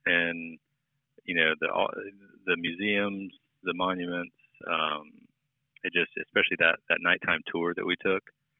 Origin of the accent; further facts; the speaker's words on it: St. Augustine, Florida, United States; I was born and raised in St. Augustine, Florida.